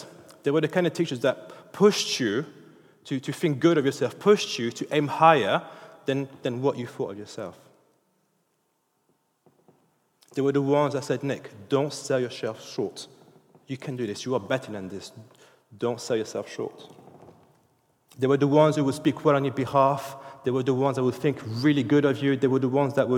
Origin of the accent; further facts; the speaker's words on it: France; English is a second language; now in United Kingdom; I'm French. English isn't my first language